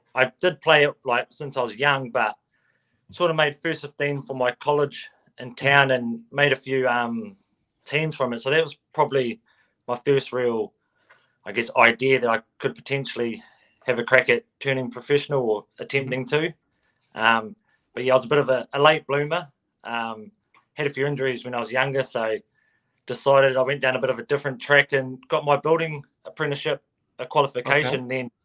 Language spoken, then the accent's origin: English; Stratford, Taranaki, New Zealand; now in New Plymouth, New Zealand; I'm originally from Stratford, which is about 30 minutes south of New Plymouth.